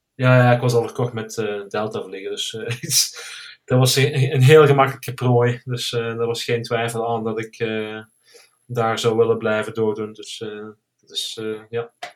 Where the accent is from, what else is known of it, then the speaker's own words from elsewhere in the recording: Hechtel-Eksel, Flanders, Belgium; now in Spain; ik kom uit België, zoals je kan horen. Eh, meer Limburg, eh, Hechtel, Hechtel-Exel.